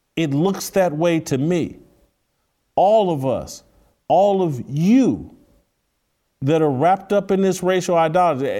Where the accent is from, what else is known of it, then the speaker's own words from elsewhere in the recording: United States; I'm grateful for being an American